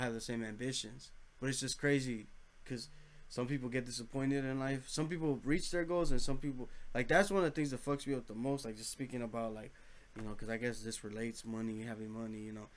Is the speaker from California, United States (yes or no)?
yes; Los Angeles, California, United States; we come from Los Angeles, you know, from